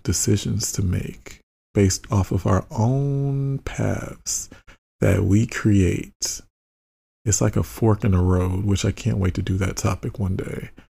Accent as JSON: {"language": "English", "country": "United States", "said": "I'm American"}